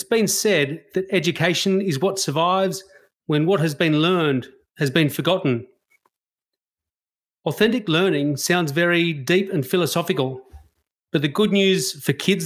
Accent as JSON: {"language": "English", "country": "Australia", "said": "a white Australian"}